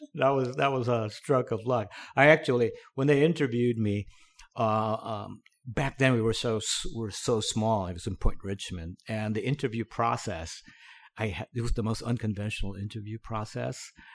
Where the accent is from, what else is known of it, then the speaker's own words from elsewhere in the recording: Cavite City, Calabarzon, Philippines; now in United States; I grew up in the Philippines. I was born there. s, born in a small town, um, called Cavite City.